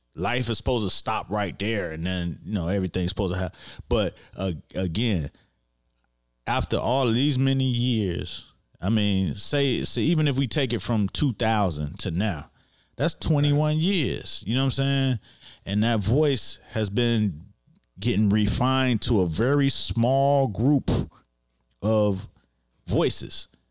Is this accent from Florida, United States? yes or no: yes; Miami, Florida, United States; I grew up in Miami